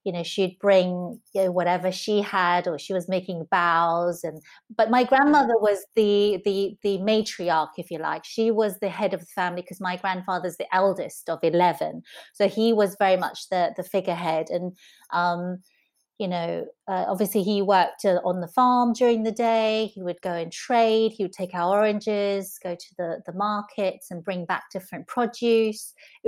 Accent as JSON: {"language": "English", "region": "southern Taiwan", "country": "Taiwan", "tie": "born or raised there", "also_born_or_lived": "Taipei", "said": "For me, I grew up with my family, my maternal grandparents in southern Taiwan until I was five. I was born in Taipei, but my parents worked in the city."}